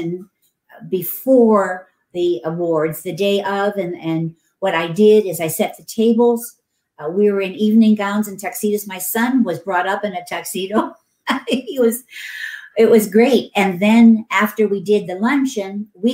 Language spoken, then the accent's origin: English; Canton, Ohio, United States; now in California, United States; I'm from Canton, Ohio, and we were from Stark County. And every year for 2 weeks, when I was growing up, we didn't take a family vacation, but we moved to the fair